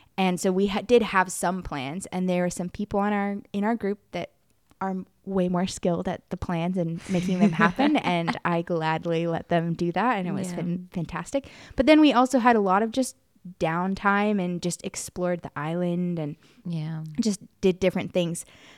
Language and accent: English; United States; I know people don't believe me because I'm from America.